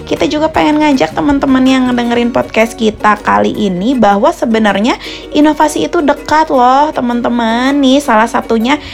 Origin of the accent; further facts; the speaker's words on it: Palembang, South Sumatra, Indonesia; now in Jakarta, Indonesia; Aku dari Palembang, Wong Kito Galo, Kak.